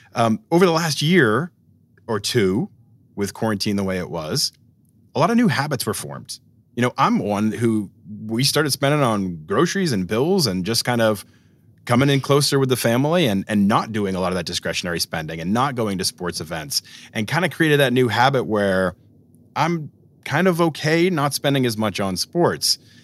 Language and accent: English; Boston, Massachusetts, United States; growing up in Boston